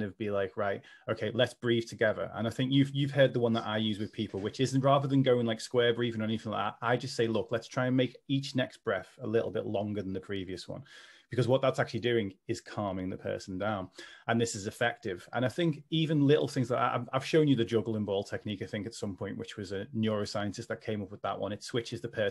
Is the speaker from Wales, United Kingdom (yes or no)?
no; Liverpool, North West England, United Kingdom; accent: Scouse; in case people can't tell from my accent, I am a Scouser